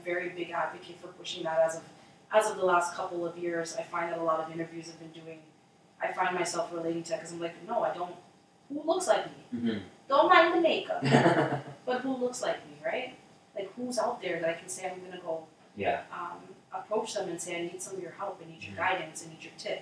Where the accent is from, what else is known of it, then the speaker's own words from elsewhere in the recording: Toronto, Ontario, Canada; I was born and raised in Toronto, grew up, I mean, some people would say the hood.